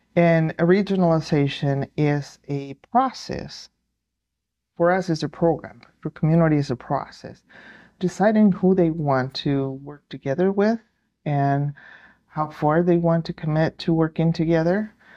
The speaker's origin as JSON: {"language": "English", "region": "New Mexico", "country": "United States", "said": "I am from New Mexico"}